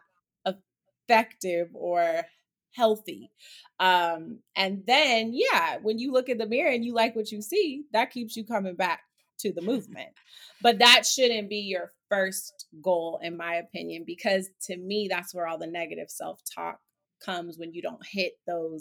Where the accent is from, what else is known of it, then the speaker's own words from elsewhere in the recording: Oakland, California, United States; also born or lived in Harlem, New York City; now in New York City, United States; I am from Oakland, California. I reside in Harlem in New York City.